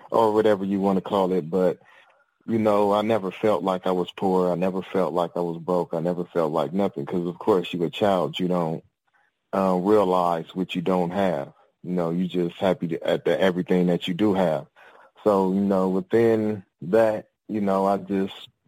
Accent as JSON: {"language": "English", "town": "Compton", "region": "California", "country": "United States", "said": "I'm from Compton, California."}